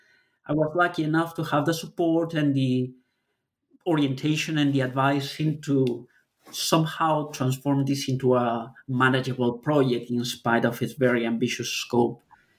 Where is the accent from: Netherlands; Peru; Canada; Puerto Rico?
Peru; Lima; I'm originally from Lima, Peru.